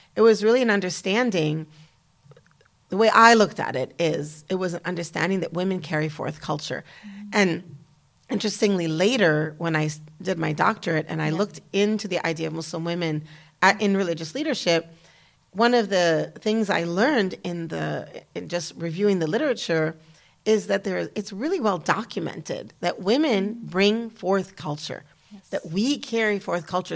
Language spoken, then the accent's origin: English; United States; moved away as an adult; also born or lived in Damascus, Syria / Kuwait; as an American woman